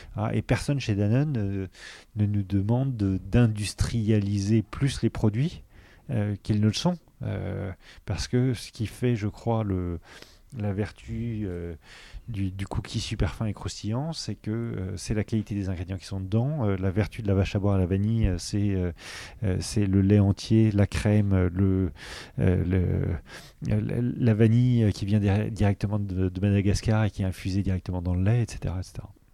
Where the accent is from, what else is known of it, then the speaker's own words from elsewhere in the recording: Paris, Île-de-France, France; Augustin et moi, on a grandi à Paris